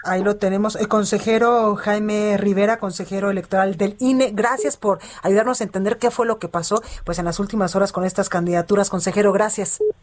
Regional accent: Guadalajara, Jalisco, Mexico; moved away; Guadalajara, Jalisco, a mi tierna, a la perra, a la perla tapatía, a mi tierra

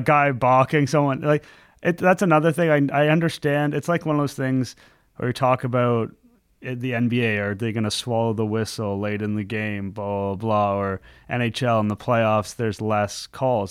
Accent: Canada; also born or lived in Montreal; As a Canadian guy

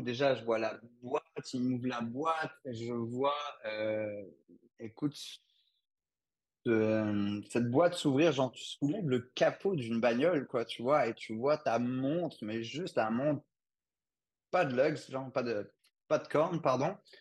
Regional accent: France; moved away as an adult; also born or lived in Belgium; now in Quebec City, Canada; je suis français à la base. J'ai vécu en France, en Belgique et puis maintenant au Canada, à Québec en réalité.

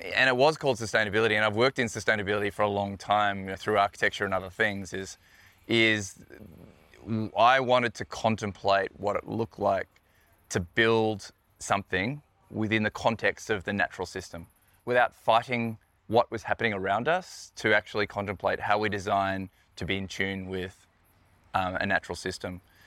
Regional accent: Melbourne, Victoria, Australia; now in New Zealand; I grew up in Melbourne

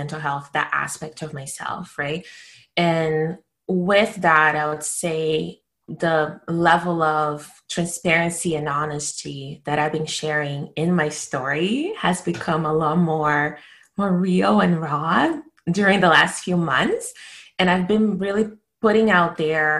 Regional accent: Brazil; moved away as an adult; now in Canada; I was born and raised in Brazil, and I've moved to Canada in my early 20s

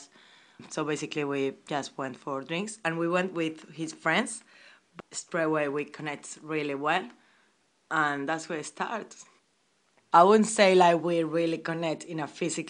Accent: Spain; English is a second language; now in London, United Kingdom; I'm from Spain.

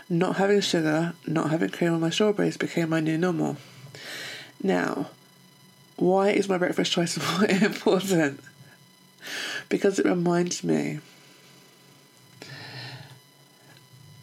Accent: United Kingdom; also born or lived in London; I'm British

